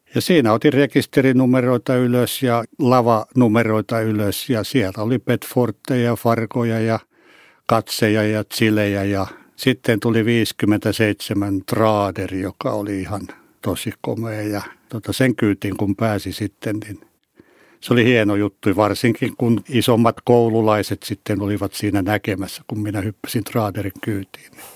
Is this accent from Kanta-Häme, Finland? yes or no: yes; Hausjärvi, Kanta-Häme, Finland; Olen syntyperäinen hausjärveläinen ja asun siellä edelleen